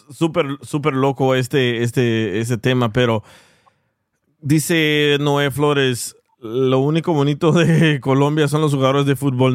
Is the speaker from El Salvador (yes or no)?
yes; El Salvador; soy salvadoreño